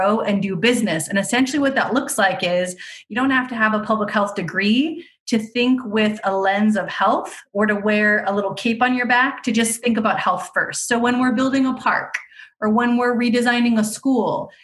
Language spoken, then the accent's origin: English; Fremont, United States; I'm originally from Fremont